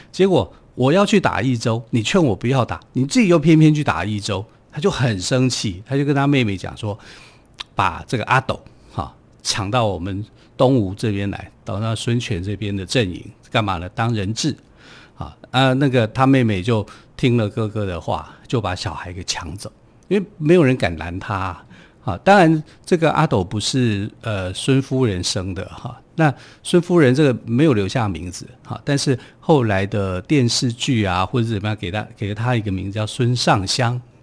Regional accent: Taipei, Taiwan; 我是从台北市来的，可是我不会讲说我在台北市内湖区啊

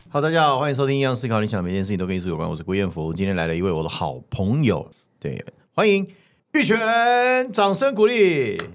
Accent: Taiwan; 我们是台湾长大的

